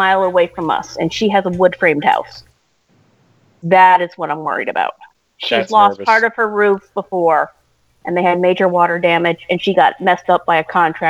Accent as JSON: {"language": "English", "region": "Massachusetts", "country": "United States", "tie": "born or raised there", "said": "I grew up in Massachusetts."}